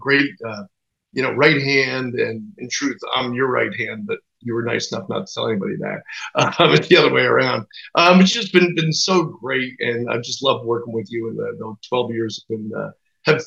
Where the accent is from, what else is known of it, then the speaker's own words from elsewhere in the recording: New Jersey, United States; I'm from New Jersey.